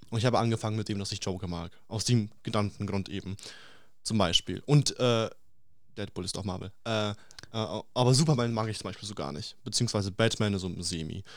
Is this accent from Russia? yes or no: yes; Russia; ich bin Russe